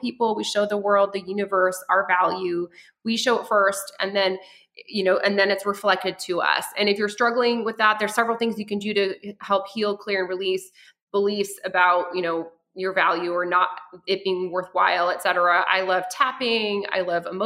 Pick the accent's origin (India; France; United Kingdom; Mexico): France; also born or lived in near Denver, Colorado, United States; now in Colorado, United States; I was born in France and we had an outhouse.